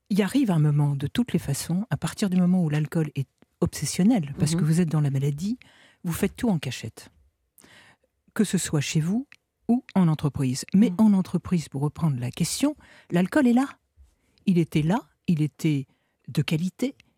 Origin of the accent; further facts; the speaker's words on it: northern France, France; Donc moi, à 13-14 ans, bah, je viens du nord de la France.